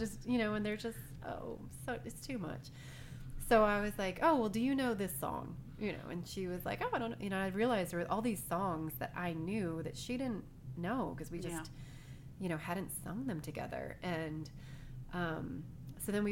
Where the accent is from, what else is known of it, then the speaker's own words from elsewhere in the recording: United States; growing up in America